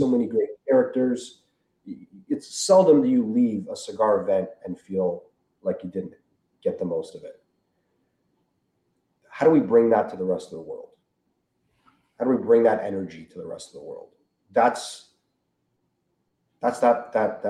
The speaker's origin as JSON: {"language": "English", "country": "Canada", "said": "we're from Canada"}